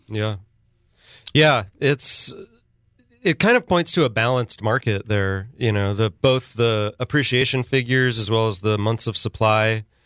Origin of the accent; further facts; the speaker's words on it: Sacramento, California, United States; now in San Luis Obispo, United States; my hometown of Sacramento and even here in San Luis Obispo City